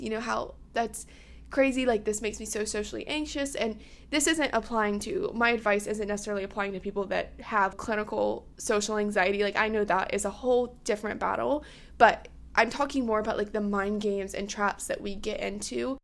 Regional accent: South Carolina, United States; I'm from South Carolina

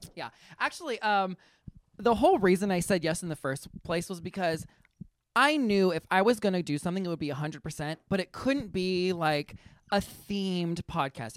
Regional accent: Northern California, United States; moved away as an adult; also born or lived in Los Angeles, California; now in Cleveland, United States; I grew up in Northern California, went to L A for school

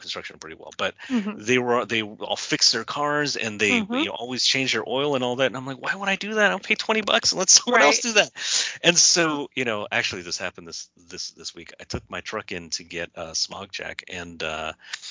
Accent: California, United States; moved away as an adult; also born or lived in New York; I was very poor when I was raised in California

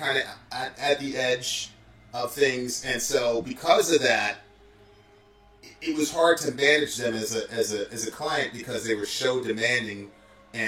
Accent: New York City, New York, United States; moved away; also born or lived in Lewiston, Maine / Lexington, Kentucky; I'm from New York City. So I'm from, like, the Bronx, New York.

